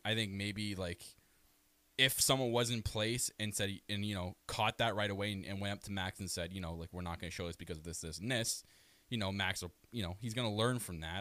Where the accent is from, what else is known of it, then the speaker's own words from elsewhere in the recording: Canada; I am your Canadian prince